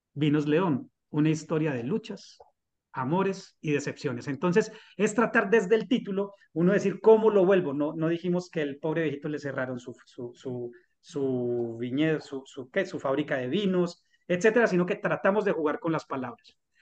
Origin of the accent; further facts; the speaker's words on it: Colombia; nos merecemos como colombianos